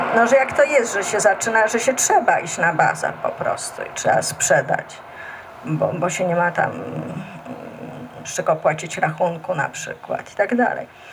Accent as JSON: {"language": "Polish", "town": "Warsaw", "region": "Masovian Voivodeship", "country": "Poland", "tie": "born or raised there", "said": "tam gdzie mieszkam, na Bielanach i chodziłam tam całe życie, bo gdzieś tam też e, się urodziłam i wychowałam."}